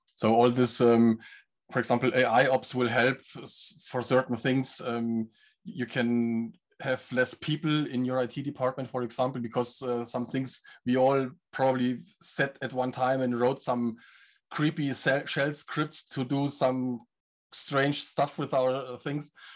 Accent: Germany; I'm from Germany

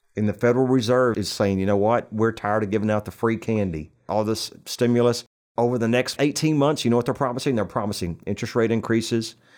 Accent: New Braunfels, Texas, United States; right here, in my hometown of New Braunfels

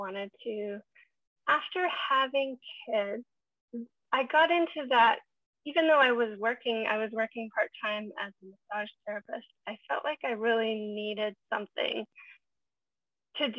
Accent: Montana, United States; now in Vancouver, Canada; I grew up in Montana in the middle of nowhere.

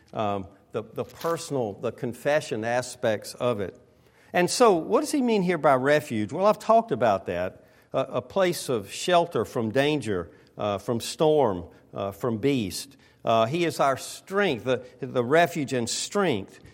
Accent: the South, United States; now in West Coast, United States; I'm from the South.

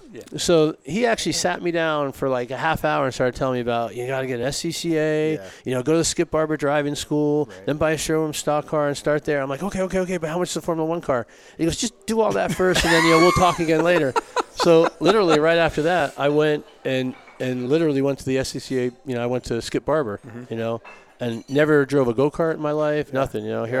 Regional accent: Connecticut, United States; I grew up in Connecticut.

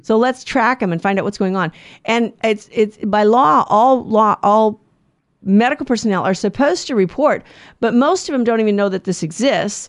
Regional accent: United States; I'm an American

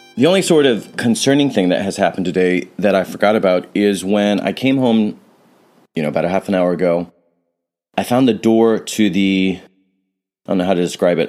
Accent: San Francisco, California, United States; I'm from San Francisco

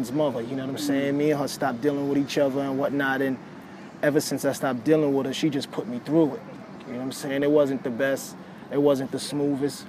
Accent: New York City, New York, United States; I'm from New York City.

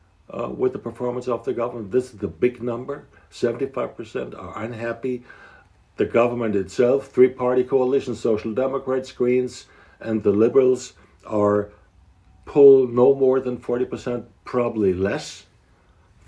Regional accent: Hesse, Germany; my home state, which we think it's one of the major states in the country.

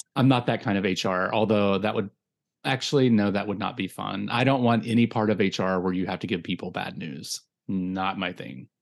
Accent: Virginia, United States; moved away; even though I'm fucking from there

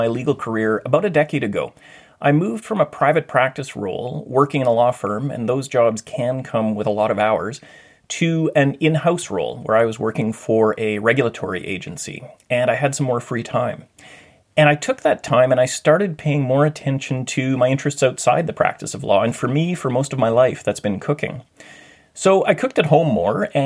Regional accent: Thunder Bay, Ontario, Canada; moved away as an adult; now in Vancouver, Canada; During high school, I'd worked in a commercial kitchen in a hotel called the Valhalla Inn in my hometown of Thunder Bay.

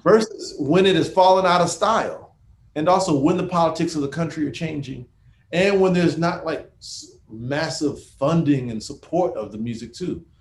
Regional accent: Houston, Texas, United States; I grew up in Houston

